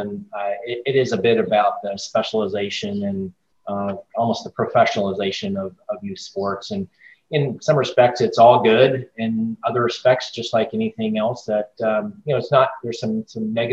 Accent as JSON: {"language": "English", "region": "Northern California", "country": "United States", "tie": "born or raised there", "moved": "as an adult", "lives_now": "Chicago, United States", "said": "I grew up in Northern California"}